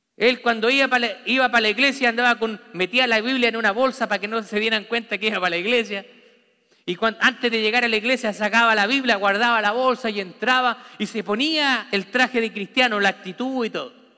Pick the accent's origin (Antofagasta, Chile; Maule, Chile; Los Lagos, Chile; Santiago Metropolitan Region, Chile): Santiago Metropolitan Region, Chile; Santiago; moved away; Yo viví en una ciudad grande, en Santiago de Chile